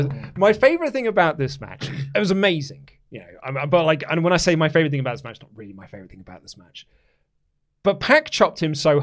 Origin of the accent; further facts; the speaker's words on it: Newcastle, North East England, United Kingdom; I'm going to do that bigger and then get myself a Greggs afterwards because I'm from Newcastle. I was trying to think of doing a really good I couldn't think of my in word for the Newcastle accent.